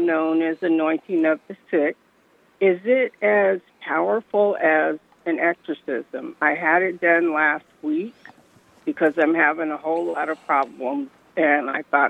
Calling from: San Diego, California, United States; But I am from San Diego, California

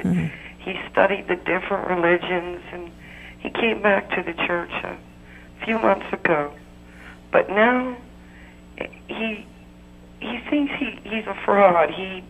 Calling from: Florida, United States

